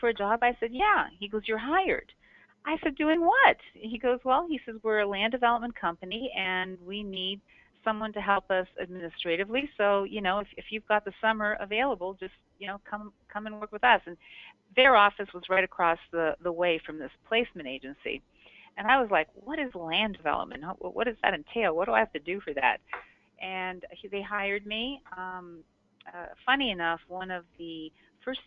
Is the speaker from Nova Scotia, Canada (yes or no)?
no; Toronto, Ontario, Canada; now in Scottsdale, United States; I was born and raised in Toronto